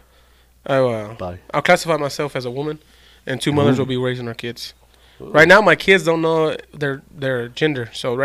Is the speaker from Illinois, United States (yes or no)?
no; West Texas, United States; We're from West Texas